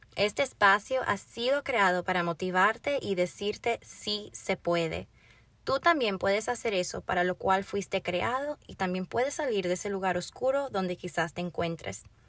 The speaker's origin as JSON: {"language": "Spanish", "region": "Florida", "country": "United States", "tie": "born or raised there", "also_born_or_lived": "Puerto Rico", "said": "Vivo en el estado de la Florida. Vivo aquí desde los 8 años de edad. Mis padres son de República Dominicana y yo nací en Puerto Rico"}